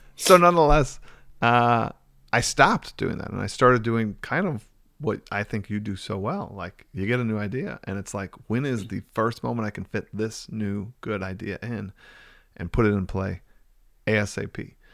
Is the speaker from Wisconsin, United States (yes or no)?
yes; near Milwaukee, Wisconsin, United States; also born or lived in Cincinnati, United States; moved back to my hometown, which is about twenty minutes outside Milwaukee